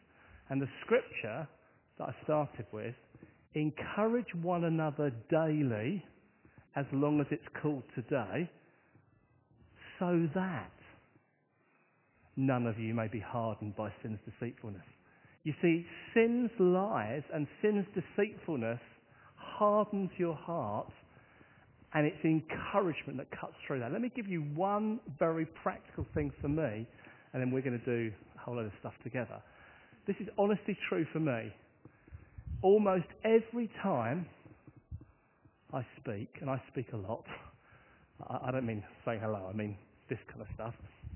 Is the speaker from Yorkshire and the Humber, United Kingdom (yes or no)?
no; Hastings, South East England, United Kingdom; my hometown is on the south coast of England, and if I say its name, I guess you'll know the one thing that my town is famous for. I come from the town of Hastings